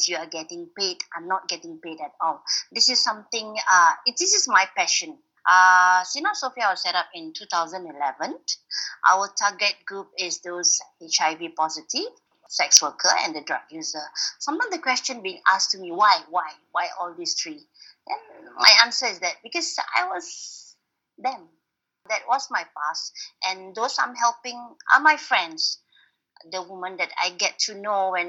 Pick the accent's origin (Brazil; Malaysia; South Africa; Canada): Malaysia; I'm from Malaysia